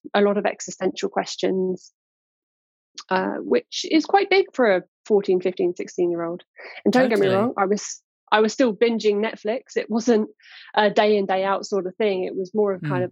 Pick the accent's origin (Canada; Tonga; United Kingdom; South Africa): United Kingdom; Cambridge, East of England; I was born in Cambridge, born and raised. I'm still in and around the area